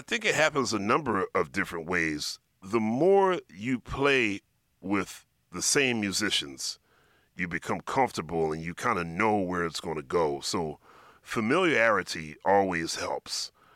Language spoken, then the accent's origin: English; Philadelphia, Pennsylvania, United States; I grew up in Philadelphia